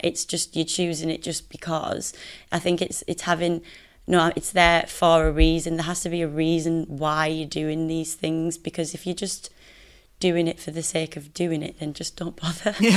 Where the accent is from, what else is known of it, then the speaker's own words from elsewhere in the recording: Middlesbrough, North East England, United Kingdom; I'm from Middlesbrough and I studied fashion design at Teesside University. So I repping the Northeast